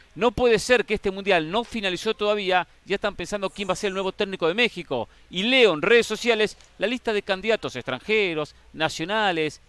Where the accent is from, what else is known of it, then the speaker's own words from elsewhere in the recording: Argentina; como argentino